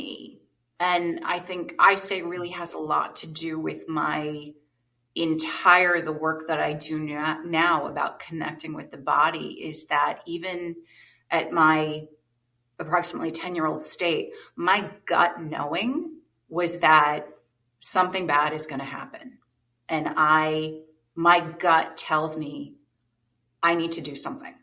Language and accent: English; New Jersey, United States; I grew up in New Jersey.